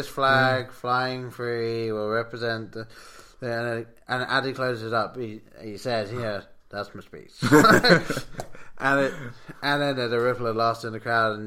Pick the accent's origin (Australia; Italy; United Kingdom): United Kingdom; England; Growing up in England, we didn't get much Lincoln history taught